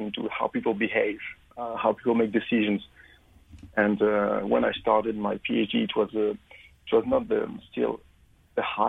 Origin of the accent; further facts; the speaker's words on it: France; accent: French; moved away as an adult; also born or lived in London, United Kingdom; now in Queensland, Australia; as you make it from my accent, I'm actually French originally